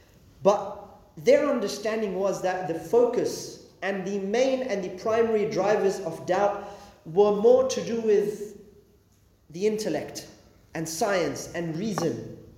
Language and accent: English; Australia; I'm a Muslim. What does that mean for me as an Australian as well? How do I deal with that? Am I loyal to Australia?